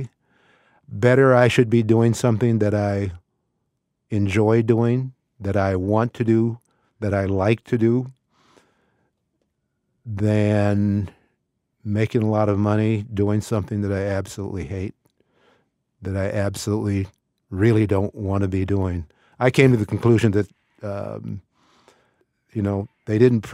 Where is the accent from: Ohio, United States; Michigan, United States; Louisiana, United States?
Ohio, United States; Canton; somebody like me growing up in Canton, Ohio